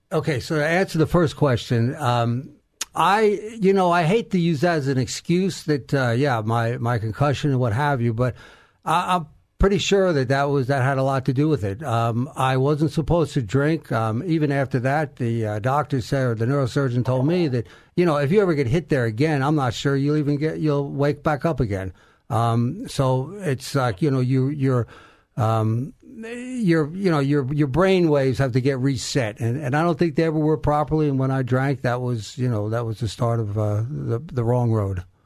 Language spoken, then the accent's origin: English; Garden City, New York, United States; now in Texas, United States; New York, Garden City, New York, on Long Island